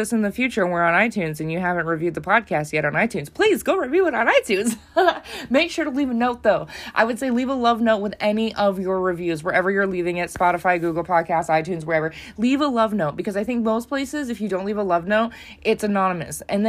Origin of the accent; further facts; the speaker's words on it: United States; I'm from the United States